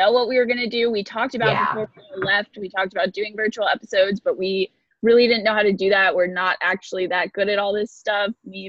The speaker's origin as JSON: {"language": "English", "region": "New York", "country": "United States", "said": "I'm from New York"}